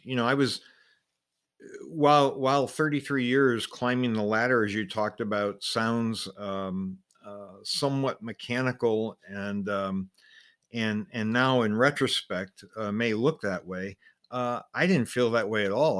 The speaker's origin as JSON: {"language": "English", "town": "Gary", "region": "Indiana", "country": "United States", "tie": "born or raised there", "also_born_or_lived": "Toronto, Canada / Philippines / Japan", "moved": "as an adult", "said": "I grew up in Gary, Indiana."}